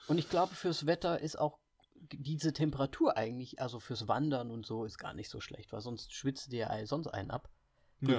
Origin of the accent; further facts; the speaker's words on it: Kassel, Hesse, Germany; moved away; Ich bin ja Österreicher, aber einfach in Kassel aufgewachsen